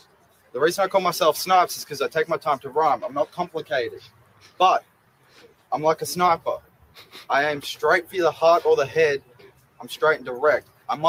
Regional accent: Brooklyn, New York, United States; I'm going to spray. I'm from Brooklyn. That's all right.

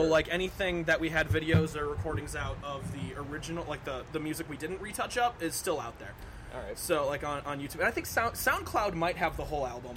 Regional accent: Marinette, Wisconsin, United States; moved away as an adult; now in Green Bay, United States; I'm originally from Marinette, Wisconsin

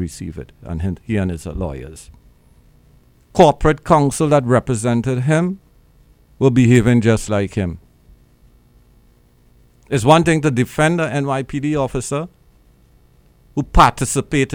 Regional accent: Trinidad & Tobago; now in Brooklyn, United States; Trinidad and Tobago, my home islands

